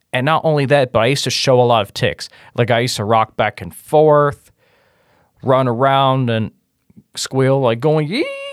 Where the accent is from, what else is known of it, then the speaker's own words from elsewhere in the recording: Cincinnati, Ohio, United States; I was born and raised in Cincinnati, Ohio